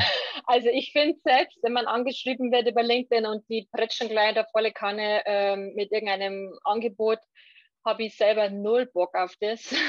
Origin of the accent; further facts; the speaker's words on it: Lower Bavaria, Germany; ich komme aus Niederbayern